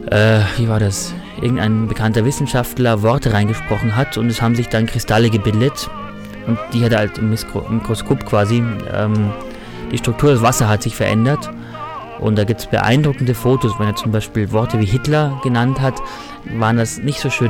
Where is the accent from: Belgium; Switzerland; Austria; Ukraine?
Austria; Tyrol; bin ja Tiroler.